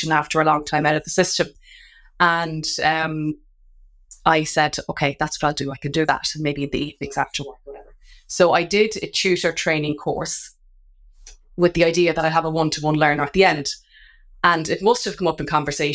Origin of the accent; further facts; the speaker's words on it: Drogheda, Leinster, Ireland; Drogheda, which is my hometown.